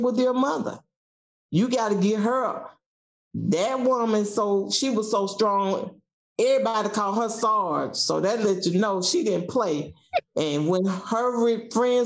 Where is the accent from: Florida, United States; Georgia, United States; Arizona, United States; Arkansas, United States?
Georgia, United States; South; moved away as an adult; I'm from South Georgia, and I can hear my home economic teacher, Mrs. Lewis, say, we raise cattle, but we rear children